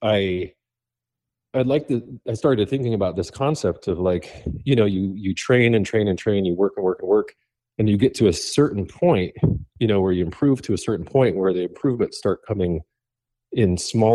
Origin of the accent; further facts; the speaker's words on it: Laramie, Wyoming, United States; I grew up in Laramie, Wyoming